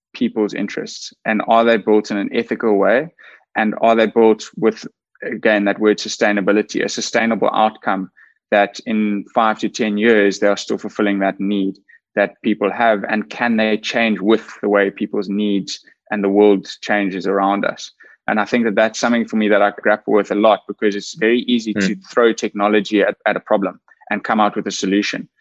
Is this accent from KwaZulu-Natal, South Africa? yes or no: yes; KwaZulu-Natal, South Africa; I grew up in KwaZulu Natal, which is a province in South Africa